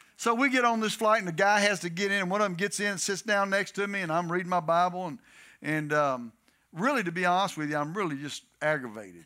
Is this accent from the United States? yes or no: yes; Texas, United States; also born or lived in Detroit, Michigan; now in Louisiana, United States; I'm a Southern boy. I'm from Texas.